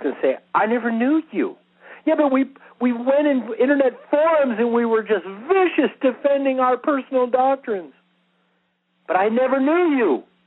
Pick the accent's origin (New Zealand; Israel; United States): Israel; first language English; I'm Jewish. I'm an Israeli.